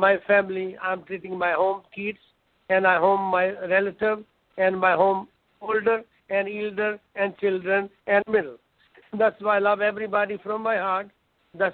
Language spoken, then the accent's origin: English; Punjab, India; moved away as an adult; also born or lived in Germany / Dallas, Texas; now in United States; I grew up over there in India, Punjab